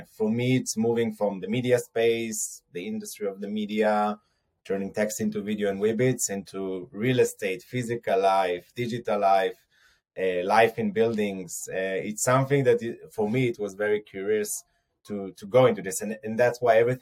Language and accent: English; Har Adar, near Jerusalem, Jerusalem District, Israel; I grew up in a small village in near Jerusalem called Harada.